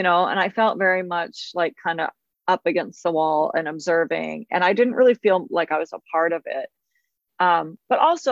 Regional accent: Olympia, Washington, United States; moved away; also born or lived in Eugene, Oregon; I was from Olympia, but went to school in Eugene

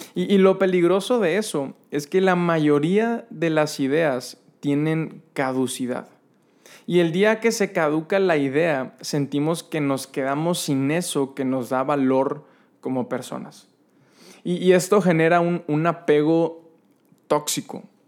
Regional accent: San Nicolás de los Garza, Nuevo León, Mexico; mi infancia en Fuentes de Anáhuac, allá en San Nicolás

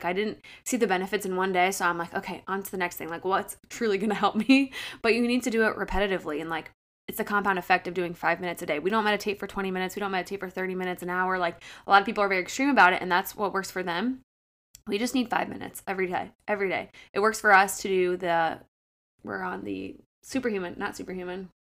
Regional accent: Akron, Ohio, United States; as you know, we've mentioned a couple times, I'm from Akron.

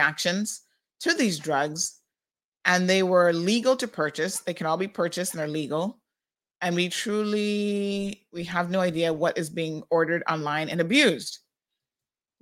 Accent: Tampa, Florida, United States; now in Cayman Islands; my aunt that I grew up with in Tampa

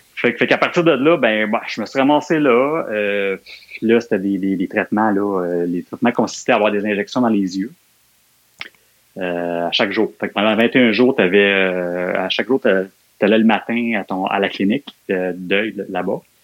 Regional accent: Montreal, Quebec, Canada; je suis né à Montréal. J'ai grandi les premières années de ma vie, ça a été, je suis né à Montréal-Nord en Fait que j'étais un gars de Montréal-Nord, là, euh, jusqu'à aller, jusqu'à mes 15 ans, 14-15 ans, là, j'ai habité Montréal-Nord.

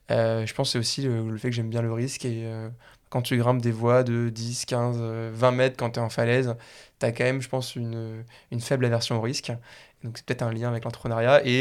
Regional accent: Paris, Île-de-France, France; moved away as an adult; also born or lived in Suresnes / Lausanne; j'ai grandi à Paris, ensuite je suis parti à Lausanne

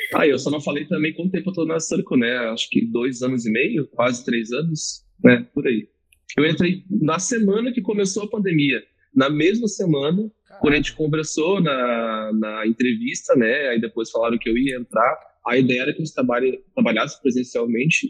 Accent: Rio de Janeiro, Brazil; moved away as an adult; also born or lived in Northeast Brazil; now in Rio Grande do Sul, Brazil; sou nordestino, cresci no Rio de Janeiro e hoje moro no Rio Grande do do Sul há quase 15 anos, então são uma mistura de sotaques

